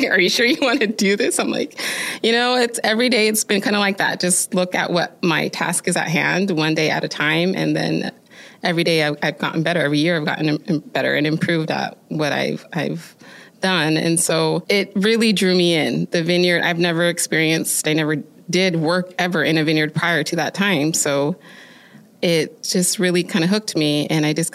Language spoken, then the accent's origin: English; Oregon, United States; growing up in Oregon